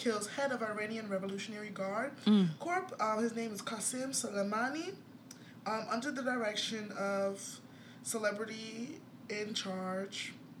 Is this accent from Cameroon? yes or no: no; Nigeria; as like a Nigerian that has a Nigerian passport